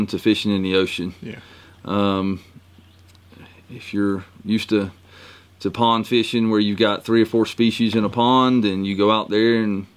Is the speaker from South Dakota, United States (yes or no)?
no; Glennville, Georgia, United States; I'm from South Georgia, a little town called Glenville, middle of nowhere